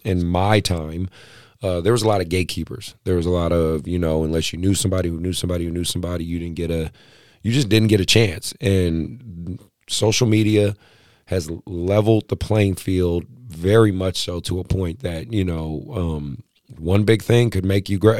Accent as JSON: {"language": "English", "town": "Oakland", "region": "California", "country": "United States", "tie": "born or raised there", "said": "I'm a kid from Oakland"}